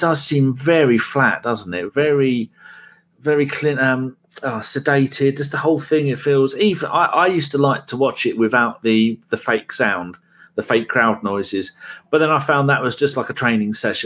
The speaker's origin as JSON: {"language": "English", "region": "England", "country": "United Kingdom", "said": "I'm English."}